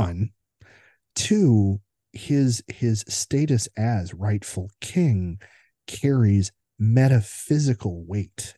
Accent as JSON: {"language": "English", "country": "United States", "said": "as an American observer"}